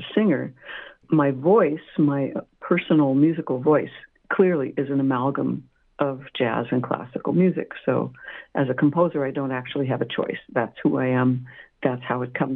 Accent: Montclair, California, United States; moved away; my homeland, because I grew up in Southern California, Montclair

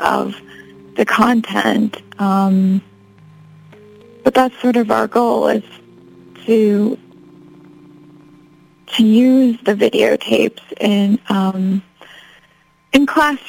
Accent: Chicago, Illinois, United States; moved away as an adult; also born or lived in New York / Amsterdam; now in Los Angeles, United States; I grew up in Chicago, so I'm from Chicago, but moved around a lot after college, lived in New York, and then lived in Amsterdam, and I've been in LA for 2 years now

